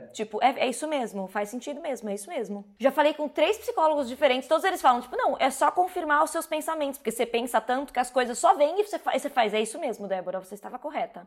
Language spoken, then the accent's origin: Portuguese; São Paulo, Brazil; moved away as an adult; now in Berlin, Germany; Eu sou uma pessoa nascida e criada em São Paulo